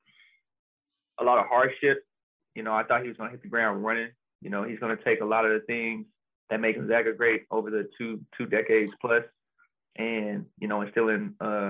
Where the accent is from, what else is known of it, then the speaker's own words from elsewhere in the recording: Austin, Texas, United States; moved away as an adult; also born or lived in Spokane; I'm from Austin